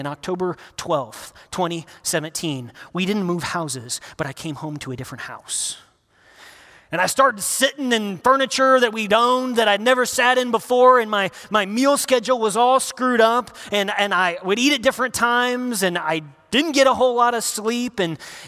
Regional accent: Northern Indiana, United States; moved away; I'm from Northern Indiana

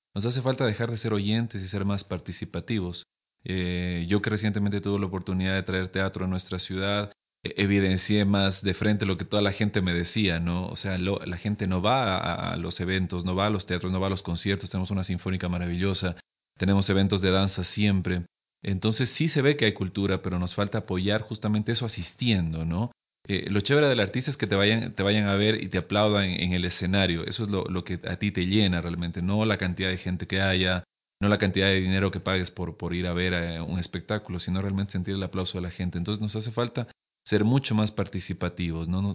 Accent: Loja, Ecuador; moved away as an adult; Yo me fui hace siete años de Loja

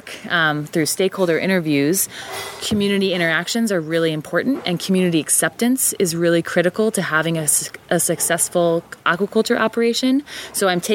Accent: Jersey Shore, New Jersey, United States; moved away as an adult; also born or lived in Pennsylvania, United States; now in Maine, United States; coming from Pennsylvania and growing up on the Jersey Shore

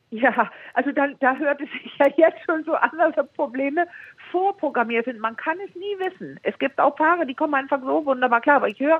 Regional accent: Denmark; Äh, ja, ja, ja, ich bin Dänin. Ah, Entschuldigung, ich bin Dänin, genau.

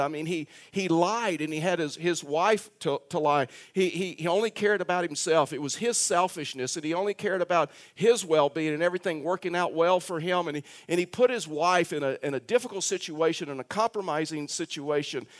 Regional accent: Texas, United States; I'm a Texan

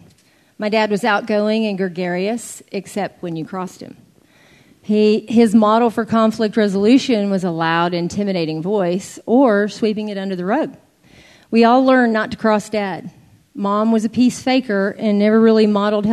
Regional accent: Austin, Texas, United States; I was raised in Austin with three brothers

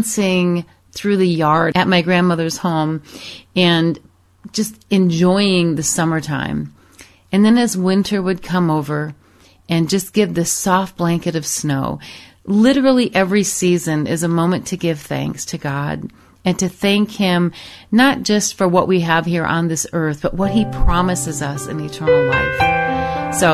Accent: Michigan, United States; moved away as an adult; also born or lived in Arizona / Europe; I grew up in Michigan and many, many years ago moved to Arizona, spent time in Europe

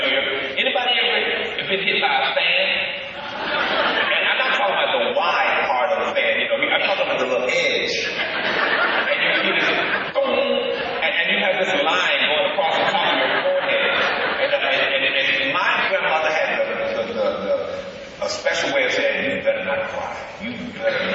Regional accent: Birmingham, Alabama, United States; moved away; also born or lived in Columbus, Ohio; I was raised in Birmingham, Alabama

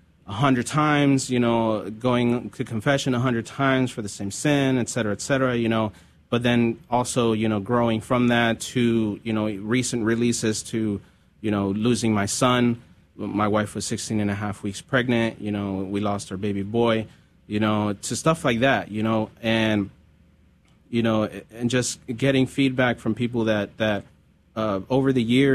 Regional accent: California, United States; growing up in California

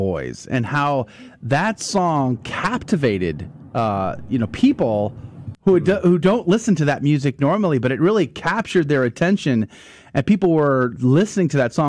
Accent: the South, United States; I grew up in the South

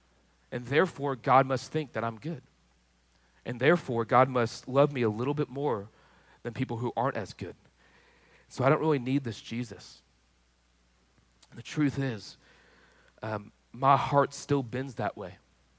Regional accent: Texas, United States; I grew up in Texas, so that's got to mean something.

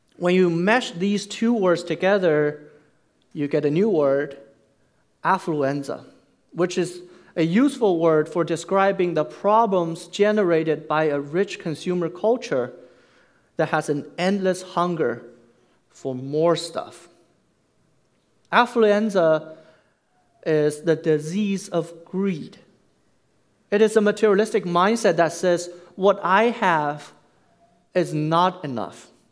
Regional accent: China; moved away as an adult; also born or lived in Nanjing, China / Florida, United States; now in United States; I was born and raised in China

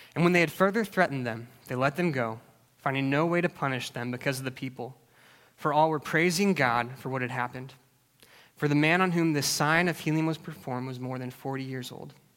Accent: Alaska, United States; I grew up in Alaska

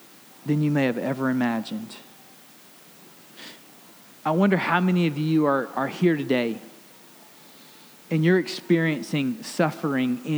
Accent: Alabama, United States; I grew up in Alabama

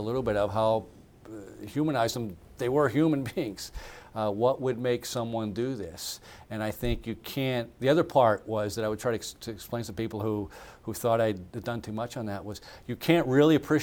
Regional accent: United States; as an American

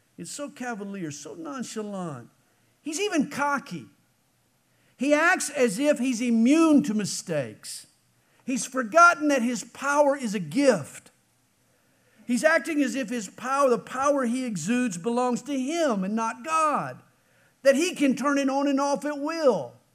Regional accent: Stone Mountain, Georgia, United States; I come from Stone Mountain, Georgia

